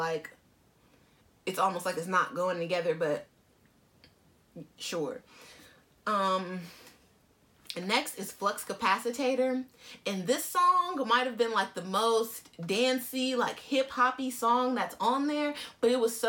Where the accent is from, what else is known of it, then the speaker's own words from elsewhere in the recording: California, United States; as a Californian